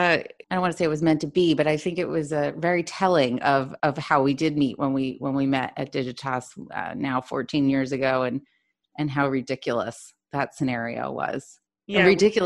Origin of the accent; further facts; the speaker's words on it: New York, United States; moved away as an adult; now in Sydney, Australia; I was born and raised in New York, also working in advertising, where I met Deb, as she said, 14 years ago. Been there my whole entire life up until recently. I now am living in Sydney. Yes, Sydney as in Australia.